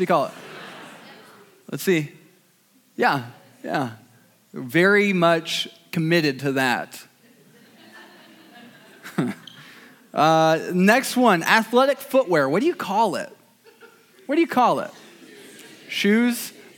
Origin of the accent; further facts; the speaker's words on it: Fort Wayne, Indiana, United States; I grew up in Fort Wayne, Indiana, the south side, otherwise known as Waynedale.